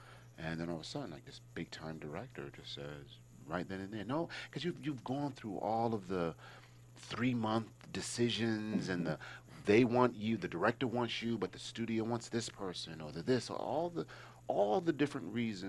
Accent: East Coast, United States; And I was like, yo, you know, I'm from the East Coast. We don't roll like that, right?

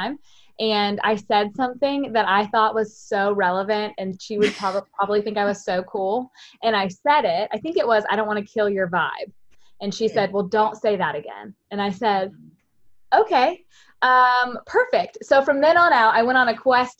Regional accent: Ohio, United States; moved away as an adult; now in North Carolina, United States; It was a grand old time growing up, let me tell you, in Ohio with all of them

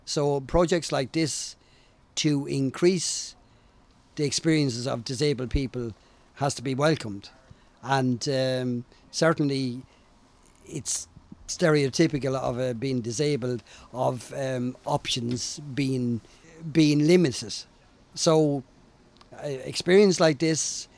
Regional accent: Portlaoise, Leinster, Ireland; I'm from Portlaoise

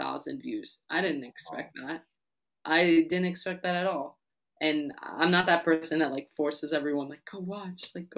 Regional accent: New York City, New York, United States; I'm from New York City

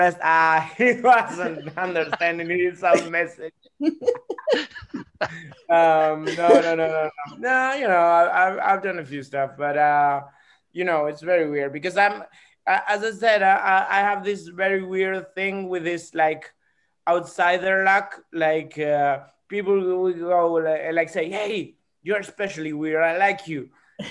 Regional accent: Argentina; I'm a comedian from Argentina.

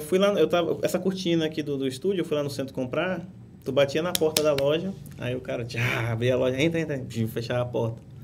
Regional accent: Rondônia, Brazil; moved away; Até hoje eu falo porta, portão, e eu nasci em Rondônia

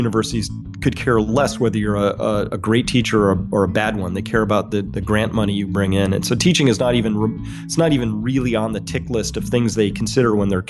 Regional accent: Mansfield Center, Connecticut, United States; I grew up in Mansfield Center, Connecticut, which is near Storrs, Connecticut, so kind of rural.

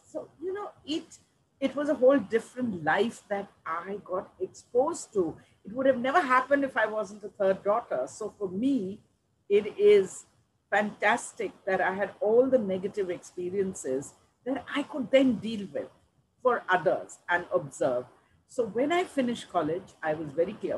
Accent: Delhi, India; I grew up in Delhi.

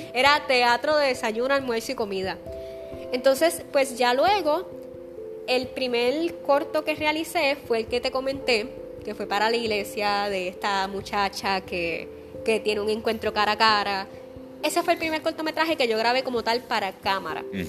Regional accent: Aguas Buenas, Puerto Rico; la escuela común de mi pueblo, en Aguas Buenas

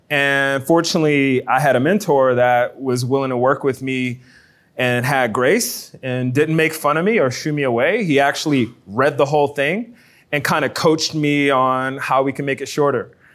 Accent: New Orleans, Louisiana, United States; now in Baton Rouge, United States; I'm from New Orleans

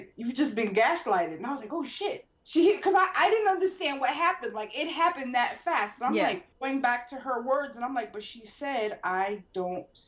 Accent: New York City, New York, United States; also born or lived in Maryland; we come from the Bronx

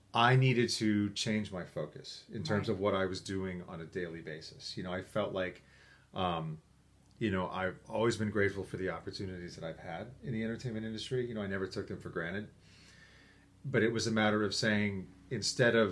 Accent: New York, United States; also born or lived in Syracuse; I grew up in New York

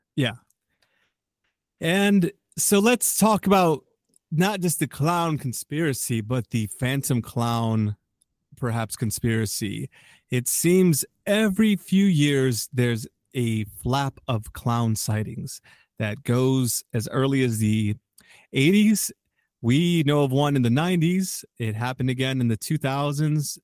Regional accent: Chicago, Illinois, United States; I'm a Chicagoan

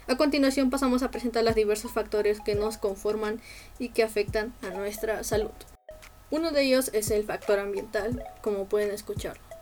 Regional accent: Peru; soy de Perú

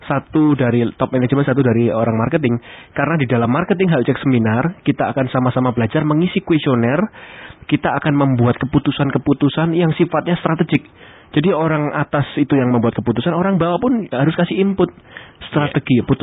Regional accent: Surabaya, East Java, Indonesia; Ya memang saya orang Surabaya dan mengakuinya.

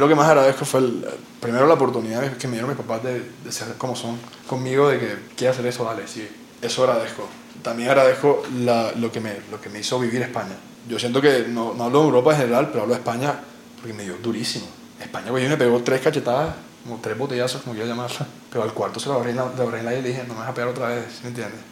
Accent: Colombia; moved away as an adult; also born or lived in Barcelona; tantas cosas lindas que tenemos en este país

